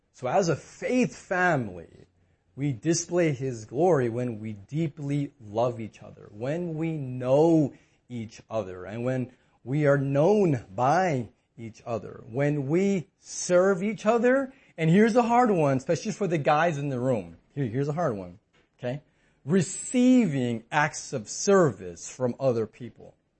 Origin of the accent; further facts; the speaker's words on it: United States; we're American